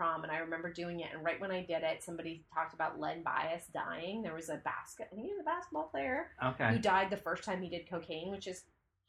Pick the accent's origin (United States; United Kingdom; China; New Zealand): United States; California; Marin County.